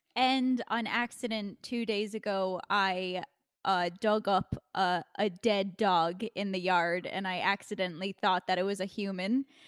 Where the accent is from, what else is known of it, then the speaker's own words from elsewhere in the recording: New York, United States; I'm a New Yorker. So, like, I'm born and raised in New York